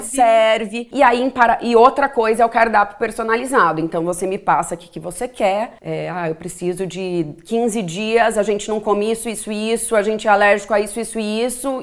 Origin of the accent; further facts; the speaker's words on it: Ribeirão Preto, São Paulo, Brazil; now in São Paulo, Brazil; Eu sou de Ribeirão Preto e quando eu mudei para São Paulo